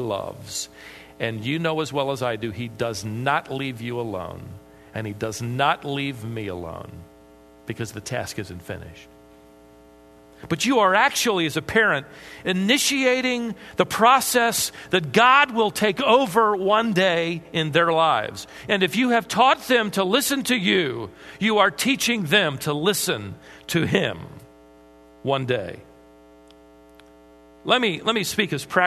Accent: Minnesota, United States; I was born in Minnesota

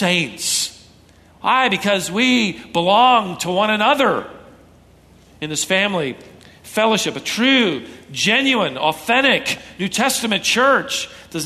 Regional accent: Minnesota, United States; moved away; I was born in Minnesota

